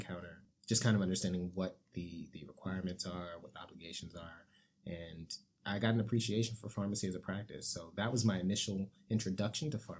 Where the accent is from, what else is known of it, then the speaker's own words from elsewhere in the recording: Washington, District of Columbia, United States; also born or lived in Maryland; originally from the D.C. area, born and raised